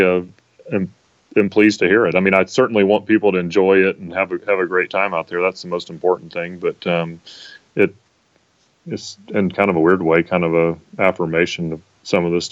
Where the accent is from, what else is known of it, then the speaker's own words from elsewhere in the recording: Tennessee, United States; I grew up, obviously, in Tennessee